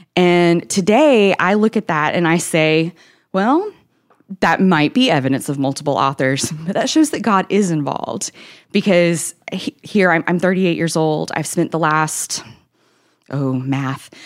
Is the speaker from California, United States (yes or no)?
no; Nashville, Tennessee, United States; I'm from Tennessee, the Nashville area. I was born and raised here